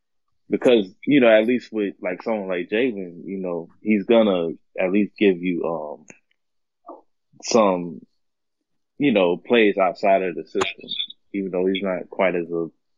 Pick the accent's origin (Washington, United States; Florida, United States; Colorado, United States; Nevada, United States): Florida, United States; Jacksonville; I'm actually from the same town. I mean, I'm from Jacksonville as well.